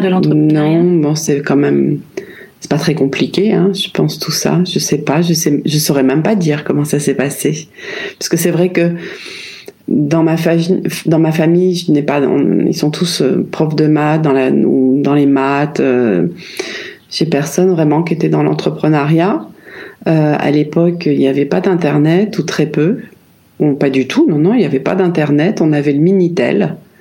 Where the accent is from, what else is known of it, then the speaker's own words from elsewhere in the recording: Paris, Île-de-France, France; moved away as an adult; also born or lived in Chiang Mai, Thailand / Ibiza, Spain; j'ai vécu 10 ans dans le 15e arrondissement, là où j'ai grandi. Après, on a changé de maison, toujours dans Paris.